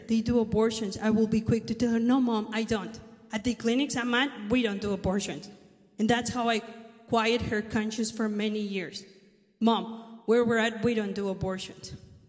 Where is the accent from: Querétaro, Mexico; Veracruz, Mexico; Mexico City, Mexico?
Mexico City, Mexico; English is a second language; moved away as an adult; also born or lived in Phoenix, Arizona; now in United States; I am Mexican, if you didn't notice. I was born in Mexico City, And then I moved to this country when I was only 18 years of age with a tourist visa.